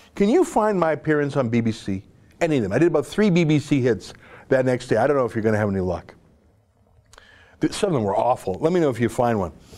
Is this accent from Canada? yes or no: yes; Canada; as a Canadian